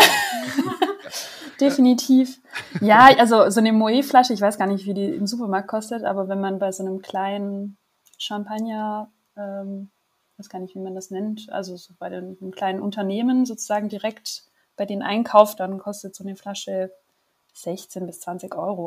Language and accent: German; Germany; moved away as an adult; now in Paris, France; ich bin Deutsche, äh, wie ihr auch, und äh, wohne aber seit gut äh, drei Jahren